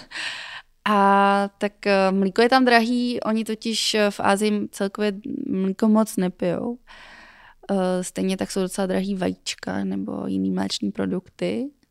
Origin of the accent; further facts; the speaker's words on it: Czechia; U nás je jako populární spíš kuřecí prso